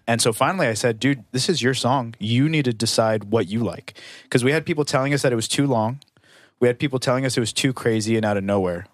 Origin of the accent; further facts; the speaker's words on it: United States; I'm American